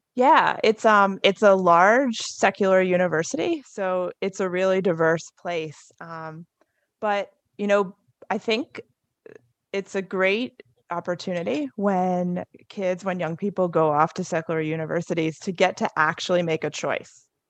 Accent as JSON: {"language": "English", "region": "New Jersey", "country": "United States", "tie": "born or raised there", "also_born_or_lived": "North Carolina / Indiana", "moved": "yes", "said": "I grew up in New Jersey"}